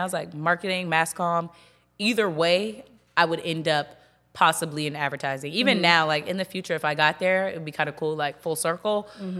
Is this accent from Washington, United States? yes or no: no; Charleston, South Carolina, United States; moved away as an adult; also born or lived in Rock Hill, South Carolina; now in Charlotte, United States; I'm from Charleston, South Carolina. I went to school in Rock Hill with you at Winthrop University.